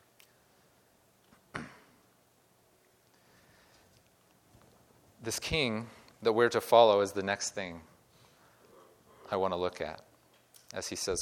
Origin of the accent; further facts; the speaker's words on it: Midwest, United States; I grew up in the Midwest.